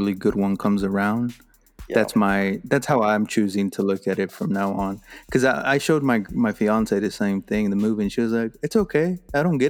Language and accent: English; Austin, Texas, United States; growing up in Austin